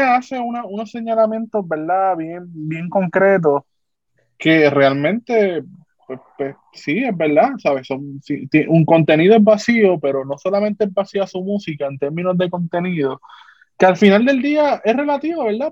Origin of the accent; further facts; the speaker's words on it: Puerto Rico; seguimos siendo puertorriqueños